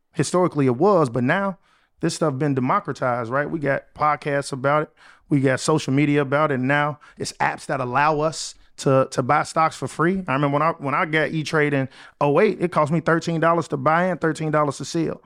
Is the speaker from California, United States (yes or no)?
no; Chicago, Illinois, United States; moved away as an adult; I was able to move back to my hometown, Chicago